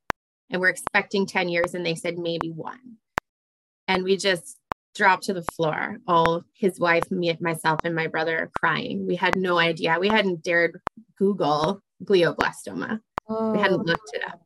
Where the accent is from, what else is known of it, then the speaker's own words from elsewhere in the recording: Canada; also born or lived in Ottawa; I'm Canadian